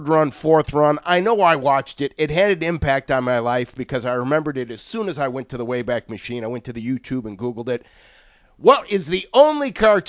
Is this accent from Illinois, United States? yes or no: yes; Chicago, Illinois, United States; growing up in Chicago